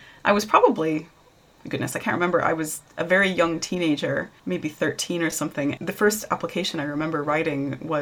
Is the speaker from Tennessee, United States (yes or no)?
yes; Tennessee, United States; moved away as an adult; I'm a hillbilly from Tennessee